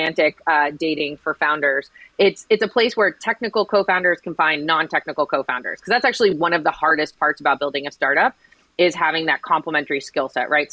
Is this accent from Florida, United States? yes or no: yes; Miami, Florida, United States; I graduated from Miami-Dade County Public Schools. I was then a teacher in Miami-Dade County Public Schools. And then I ran Teach for America with Miami-Dade County Public Schools. So I was very dedicated to my hometown